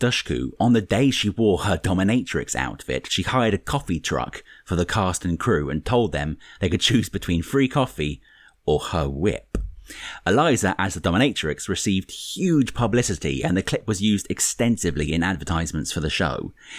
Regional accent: United Kingdom; Speaking as the resident Brit in the podcast

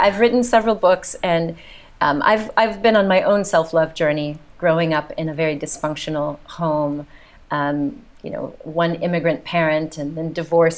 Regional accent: United States; accent: American; moved away as an adult; also born or lived in south of France; now in France; you can tell by my accent, I'm the mm-hmm. American here

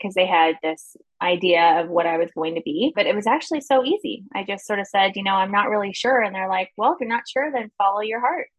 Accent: Newfoundland and Labrador, Canada; We're from Newfoundland, and that's a primarily like a fishing community.

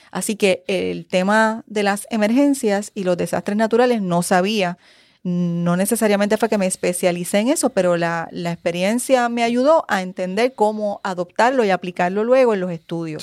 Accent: San Juan, Puerto Rico; also born or lived in Spain; soy de San Juan. Eh, de San Juan, de Río Piedras, San Juan, Puerto Rico

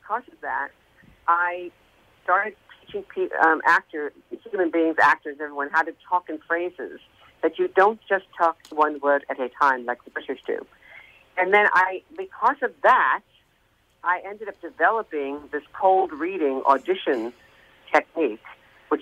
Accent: New York, United States; I sang in New York, I'm from New York.

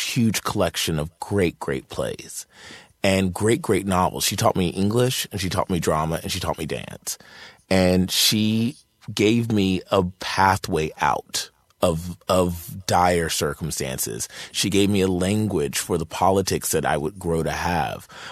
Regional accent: Martinsville, Virginia, United States; moved away; I'm from Martinsville, Virginia, a really small town in Virginia

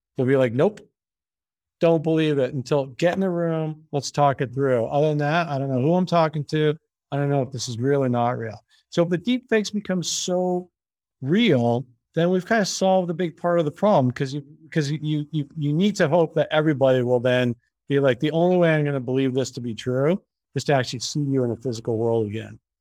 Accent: Canada; now in United States; I'm Canadian

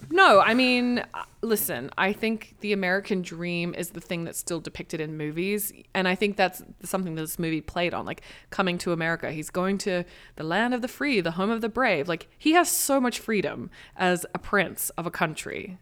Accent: Australia; now in United States; I'm Australian. I speak English.

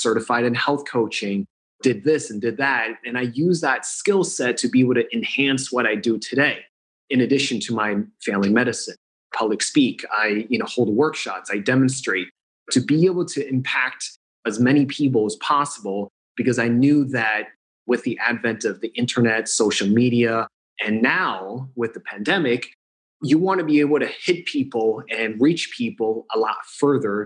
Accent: New Jersey, United States; now in Los Angeles, United States; born and raised in New Jersey

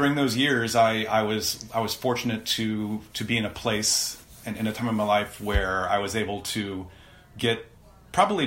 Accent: South Central Ohio, United States; where I grew up in South Central Ohio

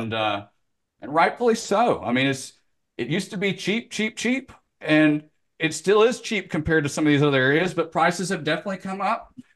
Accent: Memphis, Tennessee, United States; moved away as an adult; now in Florida, United States; growing up in Memphis.

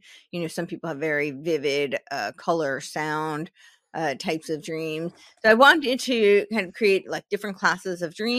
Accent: New York, United States; I grew up right outside New York City, so it was, you know, right in New York City.

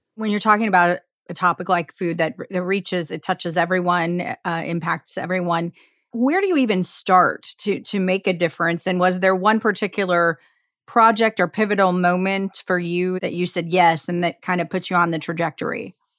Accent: Indiana, United States; I'm from Indiana and grew up in the heartland

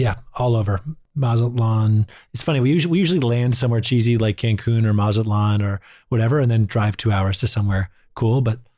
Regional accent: Boston, Massachusetts, United States; I'm from Boston

